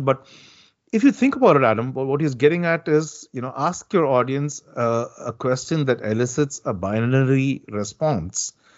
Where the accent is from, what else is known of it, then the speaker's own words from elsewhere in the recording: South India, India; moved away; I'm originally from India and, and from the southern part of India